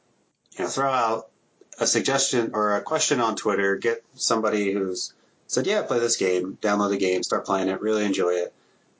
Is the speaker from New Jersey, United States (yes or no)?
yes; New Jersey, United States; moved away; I'm from Jersey. We have weird dialects out there. But I've been in the Midwest for so long, I think it's been beaten out of me.